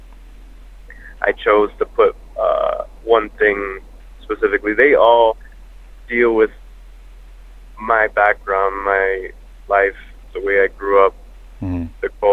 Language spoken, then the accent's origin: English; South Florida, United States; growing up in South Florida